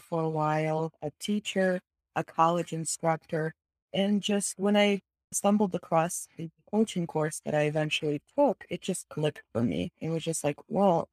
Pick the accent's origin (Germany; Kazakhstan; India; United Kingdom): Kazakhstan; moved away; I am originally from Kazakhstan, Central Asia